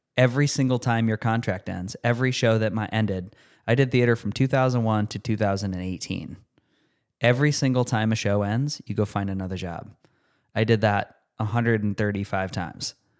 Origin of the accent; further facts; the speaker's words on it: Rochester, New York, United States; moved away; a new hospital in my hometown, University of Rochester, Strong Memorial Hospital.